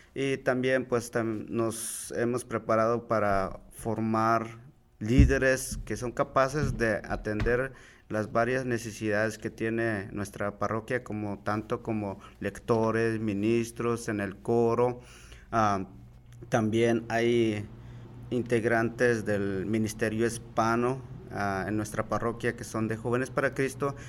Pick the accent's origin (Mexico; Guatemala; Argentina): Guatemala; moved away as an adult; now in United States; me vine desde Guatemala, tenía 19 años